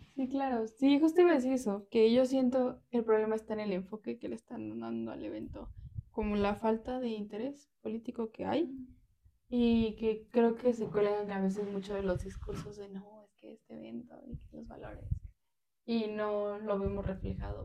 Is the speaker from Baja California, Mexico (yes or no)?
no; Santa Ana Chiautempan, Tlaxcala, Mexico; yo soy de Santana